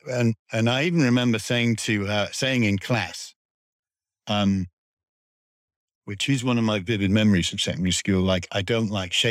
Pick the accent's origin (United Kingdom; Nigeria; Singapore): United Kingdom; Darlington, North East England; they would, were from where I was from for a start, like Darlington, and so they had my accent, you know, uh, my accent's fading now